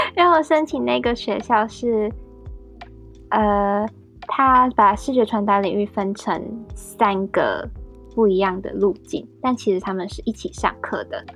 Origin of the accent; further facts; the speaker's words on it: Taiwan; moved away as an adult; now in United Kingdom; 我们台湾人